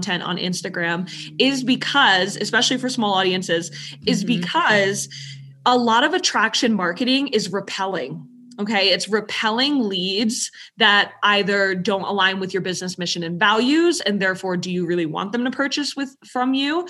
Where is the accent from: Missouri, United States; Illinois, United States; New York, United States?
New York, United States; I'm from New York.